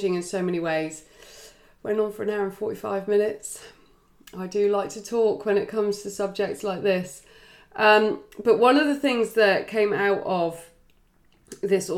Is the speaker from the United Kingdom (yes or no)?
yes; England, United Kingdom; I am English